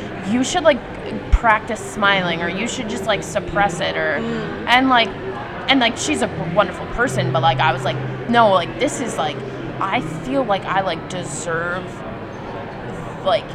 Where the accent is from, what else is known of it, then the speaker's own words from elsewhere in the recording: New York City, New York, United States; I grew up in Manhattan.